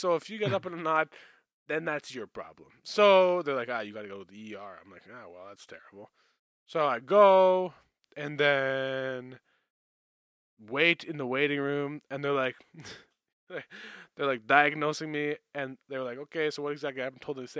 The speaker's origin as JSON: {"language": "English", "region": "Manitoba", "country": "Canada", "said": "I come from Canada, in Canada, Manitoba."}